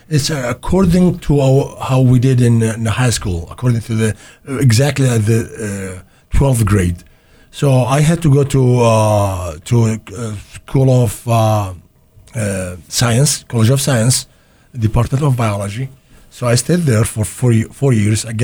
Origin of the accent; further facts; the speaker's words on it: Baghdad, Baghdad Governorate, Iraq; first language Arabic; English is a second language; also born or lived in Iraqi Kurdistan; now in St. Louis, United States; I born in Baghdad, so okay. my first language, believe it or not, is Arabic